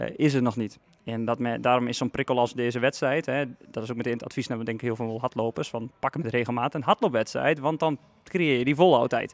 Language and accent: Dutch; Netherlands; ik kom oorspronkelijk uit Vassenveld, niet hier van vandaan, ver vandaan